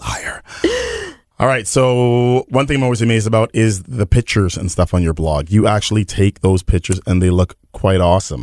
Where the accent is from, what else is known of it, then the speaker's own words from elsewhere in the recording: Winnipeg, Manitoba, Canada; I'm totally from Winnipeg